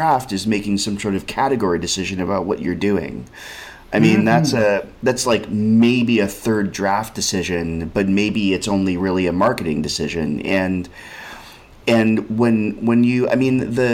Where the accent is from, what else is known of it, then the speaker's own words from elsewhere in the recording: Berkeley, California, United States; now in New York, United States; I grew up in Berkeley and I live in New York.